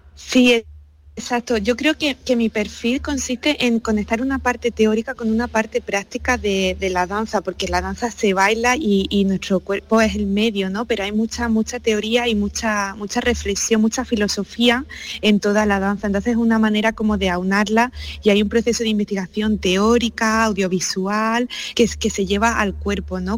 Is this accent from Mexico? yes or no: no; Úbeda, Andalusia, Spain; habiéndome criado en Úbeda, que fue en este espacio donde comencé a bailar